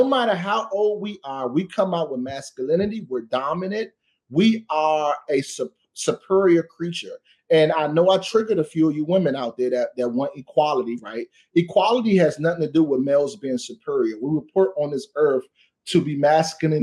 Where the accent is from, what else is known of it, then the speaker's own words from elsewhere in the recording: Washington, District of Columbia, United States; I am from Washington, D.C. And where I'm from in Ward 8, I had to grow up fast